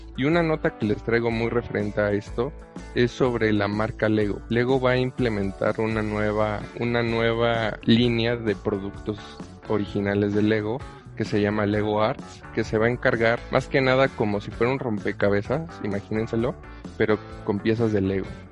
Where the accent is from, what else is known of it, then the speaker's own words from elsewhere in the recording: Mexico; como buen mexicano